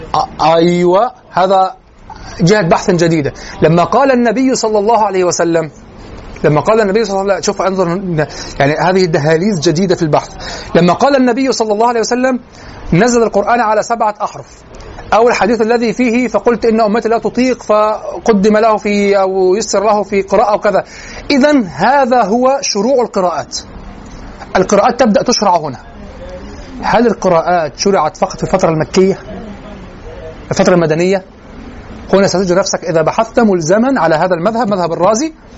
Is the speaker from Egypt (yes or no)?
yes; Egypt; accent: Egyptian; لهجتنا المصرية